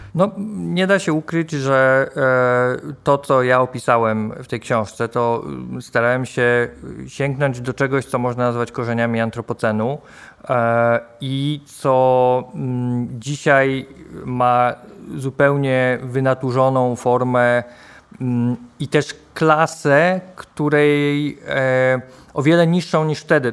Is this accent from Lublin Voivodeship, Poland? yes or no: no; Poznań, Greater Poland, Poland; jestem z Poznania